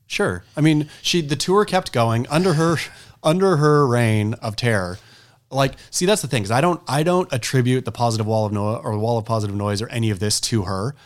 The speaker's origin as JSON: {"language": "English", "region": "Oregon", "country": "United States", "said": "I was a kook from Oregon"}